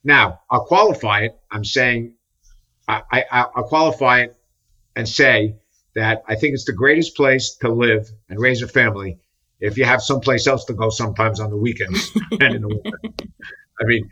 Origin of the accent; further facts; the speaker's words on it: Paramus, New Jersey, United States; also born or lived in Bronx, New York / Long Island, New York; now in New York City, United States; I grew up in New Jersey